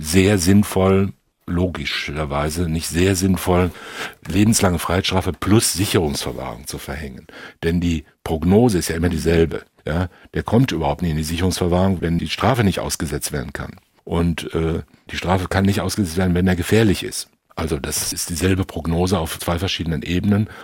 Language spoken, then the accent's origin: German; Germany; wir sind ja aufgewachsen in Deutschland